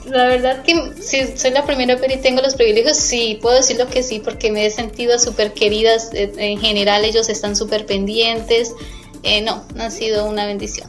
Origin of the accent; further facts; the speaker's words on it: Colombia; moved away as an adult; now in Netherlands; como mm, colombiana